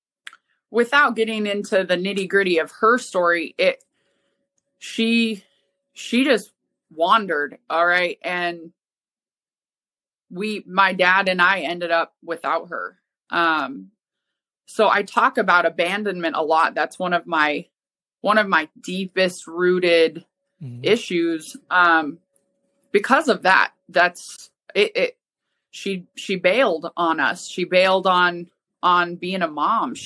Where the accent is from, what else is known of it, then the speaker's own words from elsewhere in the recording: Helena, Montana, United States; moved away; also born or lived in Spokane; Originally, I'm from Helena, Montana